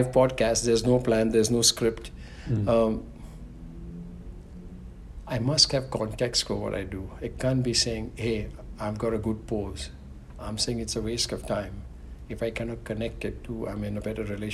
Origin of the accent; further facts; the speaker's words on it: India; growing up in India